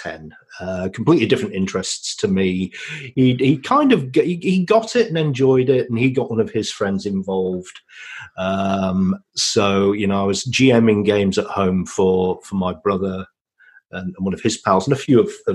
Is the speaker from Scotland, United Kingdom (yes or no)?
no; Yorkshire and the Humber, United Kingdom; now in Ontario, Canada; I'm a Yorkshireman by birth